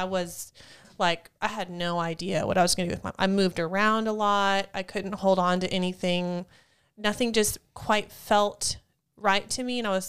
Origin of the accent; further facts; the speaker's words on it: Wyoming, United States; No, I'm from Wyoming.